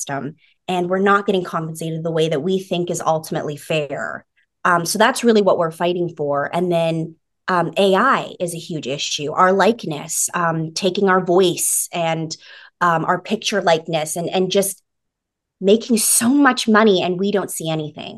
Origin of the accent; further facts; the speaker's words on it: British Columbia, Canada; moved away as an adult; now in Los Angeles, United States; I'm an actor from British Columbia, Canada, and I've been living in LA for the last 7 years